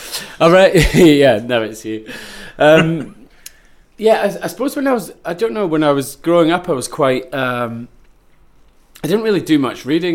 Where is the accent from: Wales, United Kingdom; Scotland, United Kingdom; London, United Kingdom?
Scotland, United Kingdom; Ayrshire; I grew up in Ayrshire, Coenning, with my twin brother